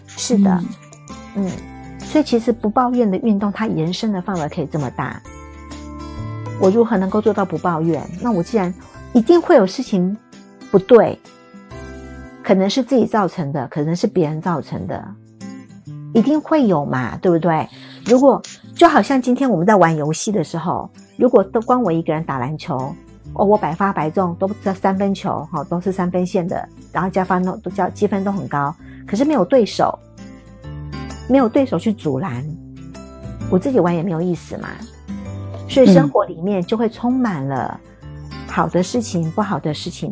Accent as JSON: {"language": "Chinese", "country": "Taiwan", "said": "我台湾这边"}